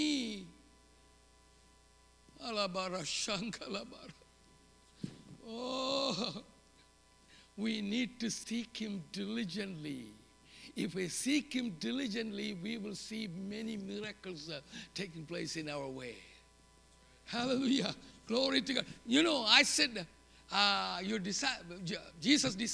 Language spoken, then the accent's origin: English; South India, India; English is a second language; moved away as an adult; now in United States; I lived in the southern tip of India. I learned English from sixth grade on.